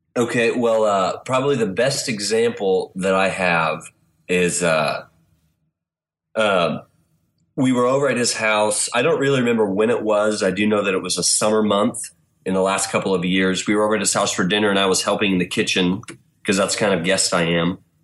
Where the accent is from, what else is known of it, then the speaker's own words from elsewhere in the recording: Wichita, Kansas, United States; now in Kansas City, United States; in Wichita, Kansas.